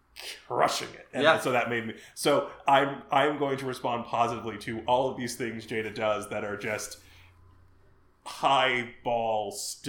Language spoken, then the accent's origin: English; Chicago, Illinois, United States; I'm from Chicago